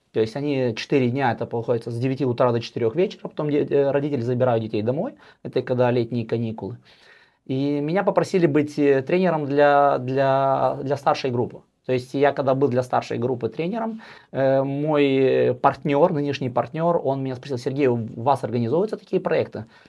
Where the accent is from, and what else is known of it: Moldova; moved away as an adult; now in Sweden